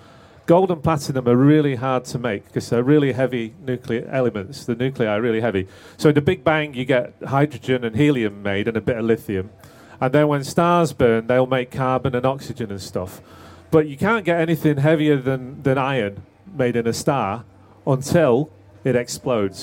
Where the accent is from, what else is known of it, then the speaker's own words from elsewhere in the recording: Manchester, North West England, United Kingdom; when I grew up in Manchester